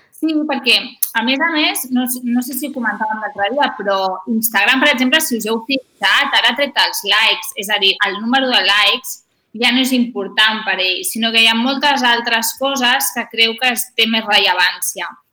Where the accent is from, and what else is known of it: Sitges, Catalonia, Spain